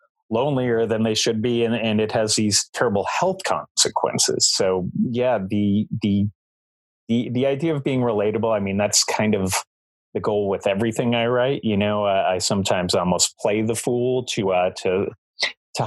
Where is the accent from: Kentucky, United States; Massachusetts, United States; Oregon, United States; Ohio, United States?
Massachusetts, United States; Boston; now in Essex, United States; I grew up in South Boston